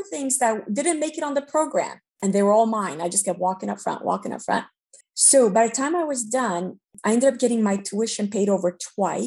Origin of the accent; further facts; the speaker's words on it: New Jersey, United States; English is a second language; We lived there for 20 years. And try to leave the entire 20 years because we got stuck in New Jersey without a Romanian community. And we didn't speak English, and my parents didn't speak English.